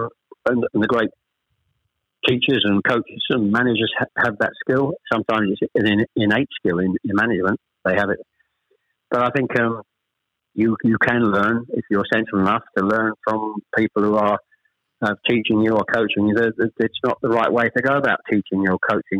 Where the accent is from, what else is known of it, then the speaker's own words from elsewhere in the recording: Chelmsford, East of England, United Kingdom; also born or lived in Ashton-under-Lyne / Manchester; We actually moved south from Manchester. I was born in Ashton under Lyne. We actually moved south to Chelmsford when I was... Probably I was the eldest of three when I was probably about seven or eight